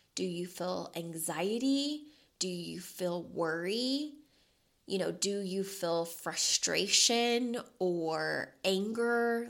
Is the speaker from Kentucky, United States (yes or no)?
yes; Louisville, Kentucky, United States; moved away as an adult; now in Las Vegas, United States; we were both born and raised in Louisville, Kentucky